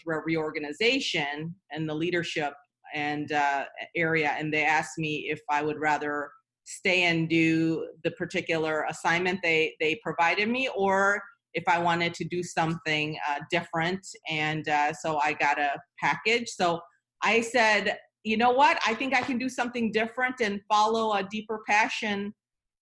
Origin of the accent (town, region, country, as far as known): Michigan, United States; born or raised there; English is a second language; moved away as an adult; also born or lived in Seoul, South Korea / Bloomington, Illinois / New York; now in Atlanta, United States